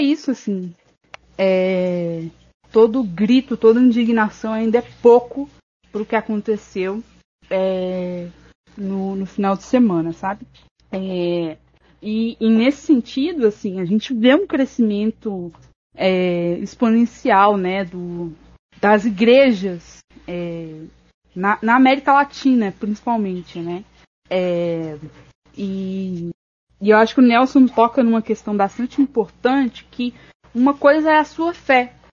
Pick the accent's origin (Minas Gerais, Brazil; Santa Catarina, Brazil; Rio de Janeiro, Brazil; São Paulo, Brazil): Minas Gerais, Brazil; Ribeirão das Neves; eu sou de Ribeirão das Neves, e, que é uma cidade aqui da região metropolitana